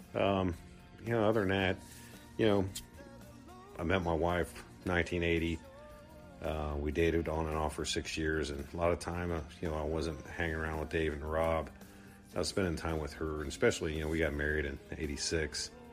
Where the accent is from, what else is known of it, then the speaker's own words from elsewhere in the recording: Columbus, Ohio, United States; I grew up in Columbus